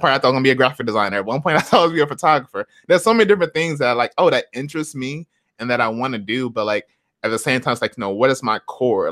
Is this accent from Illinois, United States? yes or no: no; Flint, Michigan, United States; moved away as an adult; now in Seattle, United States; we were raised in Flint